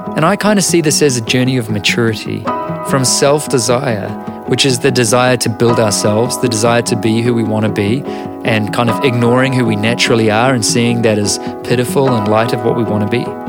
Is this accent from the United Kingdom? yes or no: no; New Zealand